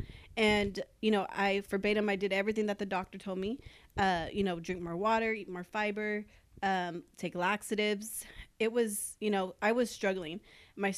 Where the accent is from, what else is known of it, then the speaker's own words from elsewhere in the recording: Corpus Christi, Texas, United States; I've been born and raised in Corpus, and we're always a little behind on everything